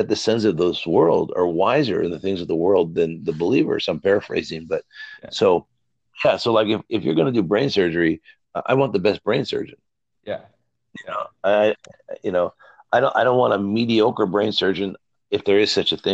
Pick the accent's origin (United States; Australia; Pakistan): United States; I'm an American